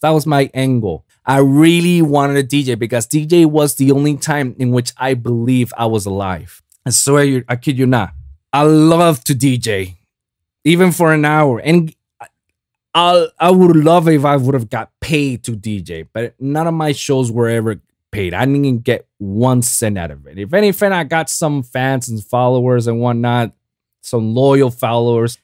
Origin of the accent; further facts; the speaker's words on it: Puerto Rico; in Puerto Rico, in my hometown